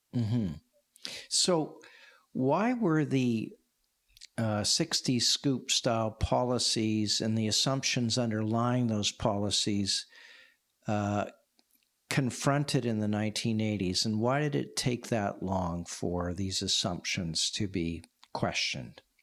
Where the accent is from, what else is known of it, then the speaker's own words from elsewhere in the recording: Saskatchewan, Canada; I grew up in Saskatchewan